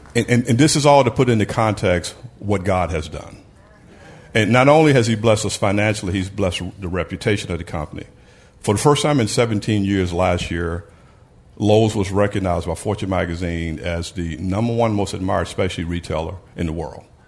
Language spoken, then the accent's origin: English; Brownsville, Tennessee, United States; I grew up in Brownsville, Tennessee